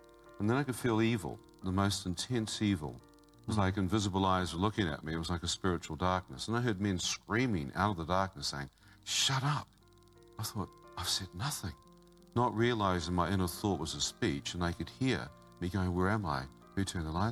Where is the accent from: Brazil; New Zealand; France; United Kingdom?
New Zealand; I come from New Zealand